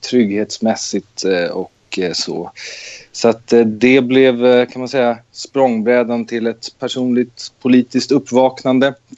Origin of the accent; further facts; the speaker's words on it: Nacka, Stockholm County, Sweden; moved away as an adult; jag är eh, född och uppvuxen i Nacka utanför Stockholm